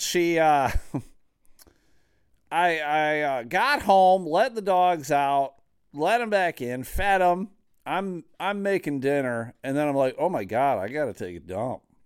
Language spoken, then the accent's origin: English; Grand Rapids, Michigan, United States; they are based out of Grand Rapids, Michigan. It's kind of weird to have had such a large comedy booking agency in my hometown.